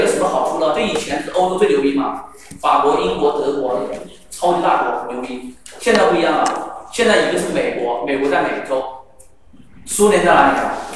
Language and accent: Chinese; China; 我们大陆人